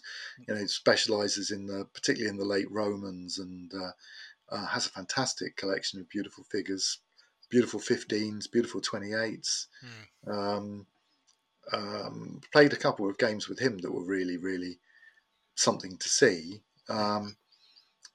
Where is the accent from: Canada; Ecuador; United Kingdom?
United Kingdom; Portsmouth, South East England; I grew up in Portsmouth, Cosham, and just north of Portsmouth